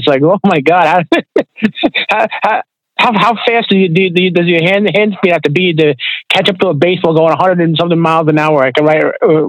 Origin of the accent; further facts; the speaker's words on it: Long Island, New York, United States; moved away as an adult; I was born in Long Island, New York. I lived there for about almost 20 years.